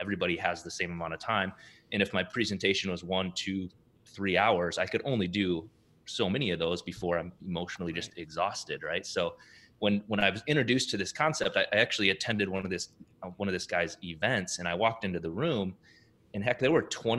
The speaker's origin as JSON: {"language": "English", "region": "South Dakota", "country": "United States", "tie": "born or raised there", "lives_now": "Minneapolis, United States", "said": "I was born and raised though in South Dakota, small town in South Dakota."}